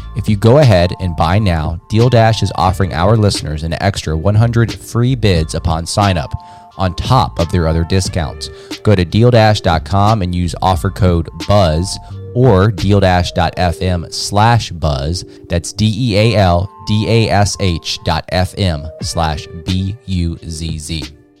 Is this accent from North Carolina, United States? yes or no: yes; Charlotte, North Carolina, United States; my hometown here in Charlotte